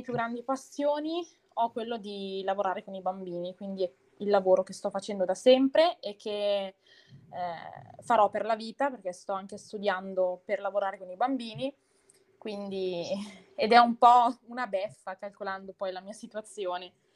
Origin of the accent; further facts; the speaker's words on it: Bergamo, Lombardy, Italy; Sono di Bergamo, cioè abito in provincia di Bergamo